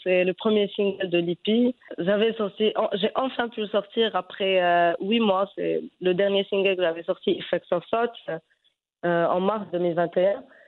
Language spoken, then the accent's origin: French; Fez, Fès-Meknès, Morocco; je je suis née à Fès